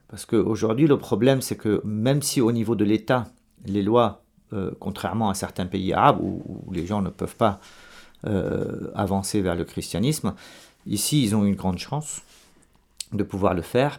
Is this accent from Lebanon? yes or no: yes; Lebanon; moved away as an adult; also born or lived in Dubai / Marseille / Madrid / Rome; je suis né au Liban et j'ai fait mes études au Liban